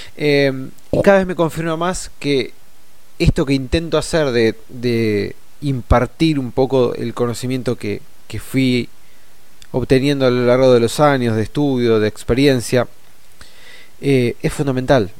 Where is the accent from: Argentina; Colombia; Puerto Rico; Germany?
Argentina; nosotros como argentinos y argentinas